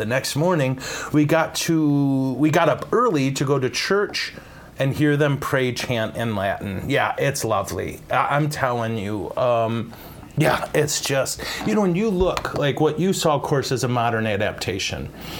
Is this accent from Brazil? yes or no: no; England, United Kingdom; Early Merry Christmas greetings from England. I'm from England.